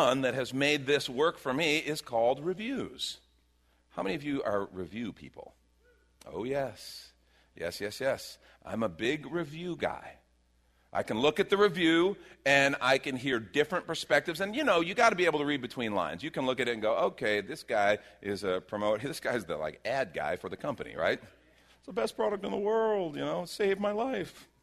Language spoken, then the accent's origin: English; Chicago, Illinois, United States; moved away; I grew up in Chicago.